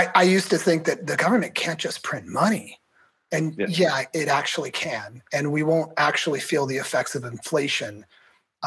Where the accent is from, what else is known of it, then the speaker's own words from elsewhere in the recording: Morgan Hill, California, United States; also born or lived in North Carolina; now in San Diego, United States; I grew up in Morgan Hill, South Bay area.